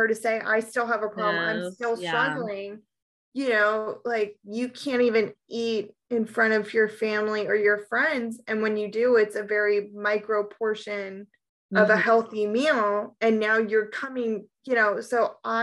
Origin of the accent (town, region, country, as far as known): East Coast, United States; born or raised there